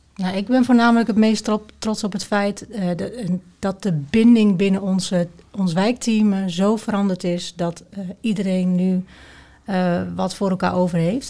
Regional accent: Twente, Overijssel, Netherlands; de sociale controle eigenlijk van, van de mensen binnen, binnen Twente

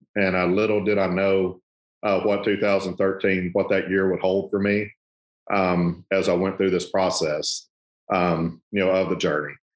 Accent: South Arkansas, United States; moved away as an adult; now in Memphis, United States; I grew up in South Arkansas. And uh, we've been in Memphis now 21 years

